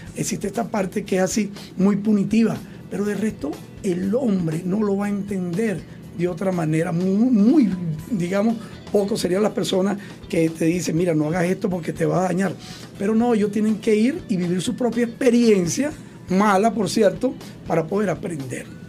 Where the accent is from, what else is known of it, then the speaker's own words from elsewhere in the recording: Venezuela; como venezolano